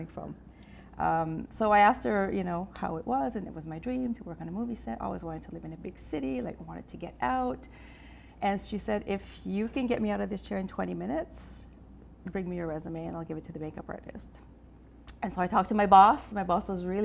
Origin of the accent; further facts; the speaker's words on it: Baie-Sainte-Anne, New Brunswick, Canada; moved away; I'm originally from the Miramichi area. I'm from Bay St. Anne.